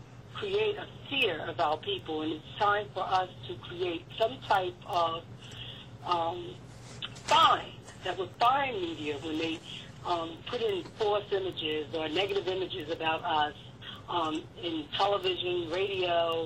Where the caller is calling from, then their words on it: New Jersey, United States; I'm calling from New Jersey.